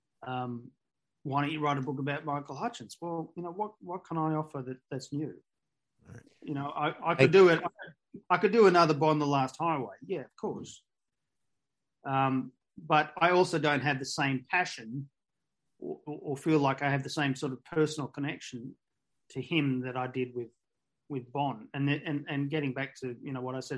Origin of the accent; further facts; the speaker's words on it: Australia; I'm an Australian writer